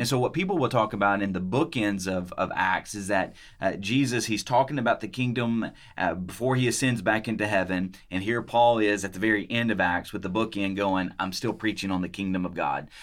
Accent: Munford, Tennessee, United States; moved away; I'm from Mumford, Tennessee

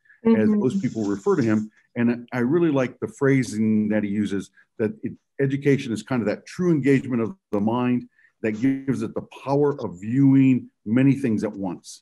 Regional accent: Houston, Texas, United States; moved away as an adult; now in Northwest Arkansas, United States; I'm not a native Houstonian, but I was raised in Houston, Texas.

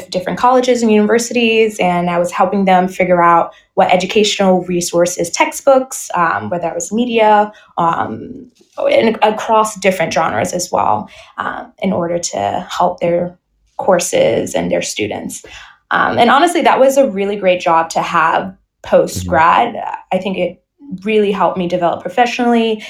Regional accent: New York City, New York, United States; moved away as an adult; also born or lived in Indiana / Houston, Texas; now in France; I am originally born and raised in the Bronx, New York

